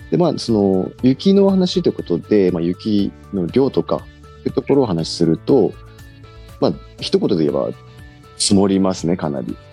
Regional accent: Aomori, Japan; 生まれも育ちも青森県、青森市

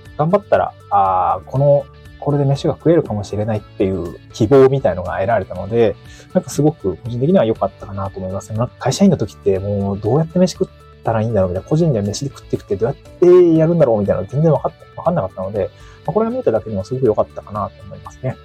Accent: Niigata, Japan; moved away as an adult; also born or lived in Aomori / Tokyo; now in Awaji Island, Japan; 僕は出身が新潟なんですけど、まあ、新潟を出て大学青森に行って、就職で東京に行って

